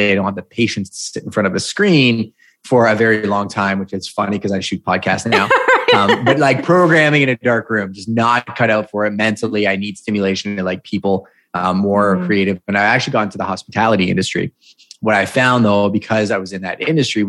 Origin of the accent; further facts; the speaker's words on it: Montreal, Quebec, Canada; I was born and raised in Montreal